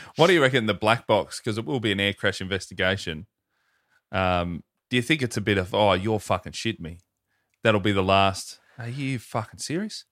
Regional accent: Melbourne, Victoria, Australia; my hometown, Melbourne, Victoria

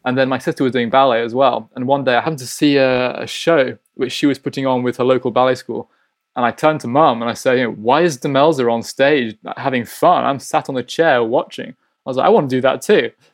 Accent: Hull, Yorkshire and the Humber, United Kingdom; now in St. Petersburg, Russia; I'm from Hull, which is in East Yorkshire.

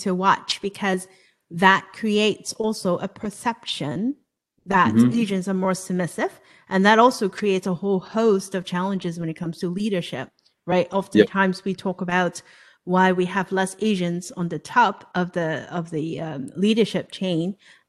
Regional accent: Hong Kong; now in United States; I was born and raised in Hong Kong, right? And then I came to the States

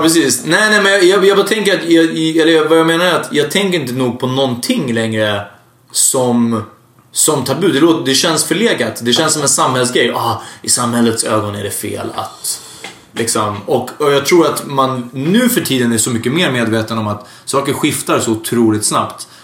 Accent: Hungary; now in Sweden; jag är från Ungern

